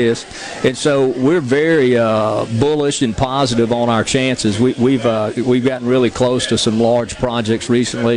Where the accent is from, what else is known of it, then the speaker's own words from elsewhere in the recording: Gulf Coast, Mississippi, United States; I grew up on the Gulf Coast